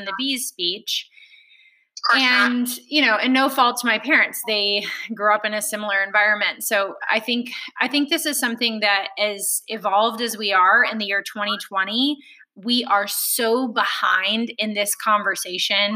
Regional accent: Alabama, United States; I grew up in Alabama

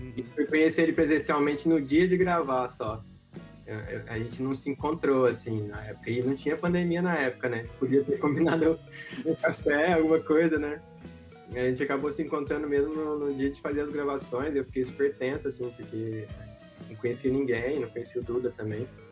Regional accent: Minas Gerais, Brazil; now in Florianópolis, Brazil; nós dois somos mineiros

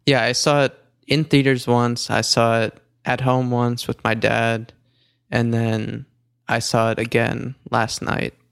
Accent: New York, United States; I'm from New York

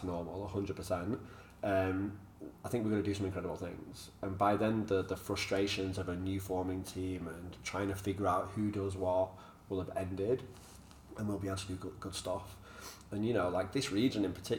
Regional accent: Manchester, North West England, United Kingdom; moved away; I'm from Manchester. Like, we fight probably a bit too much

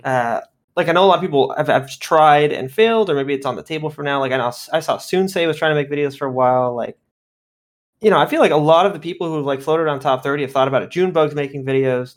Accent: Miami, Florida, United States; moved away as an adult; now in Orlando, United States; I'm from Miami, but yeah, I've been living here past couple of years

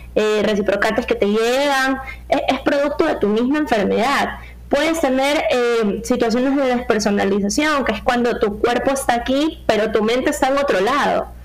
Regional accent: Ecuador; como sociedad ecuatoriana

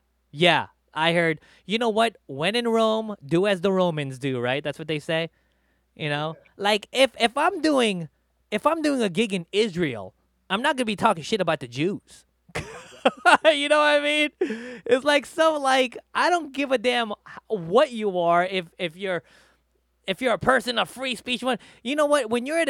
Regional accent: Philippines; So, you know, like for me, I'm Filipino. If I go back to the Philippines, I'll talk shit about my people.

